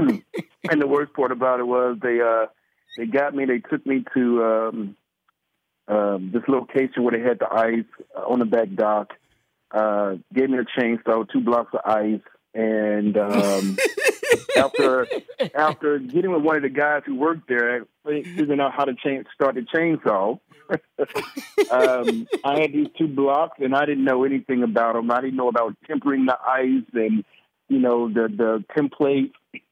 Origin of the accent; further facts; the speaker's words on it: Columbus, Mississippi, United States; I'm from Mississippi, Columbus. You know, it don't even snow. Doesn't snow.